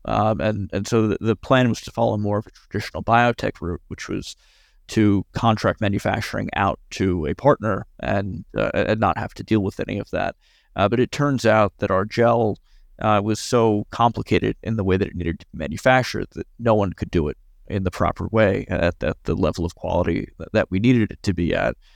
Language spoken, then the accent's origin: English; New York, United States; as a New Yorker